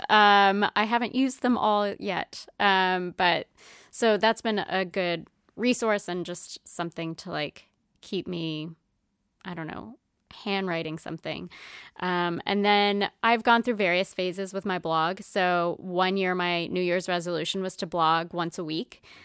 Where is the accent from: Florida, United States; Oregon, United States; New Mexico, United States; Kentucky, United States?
New Mexico, United States; Roswell; moved away as an adult; also born or lived in Las Cruces, New Mexico / New Hampshire; now in Providence, United States; growing up in Roswell, like, there's no P F Chang's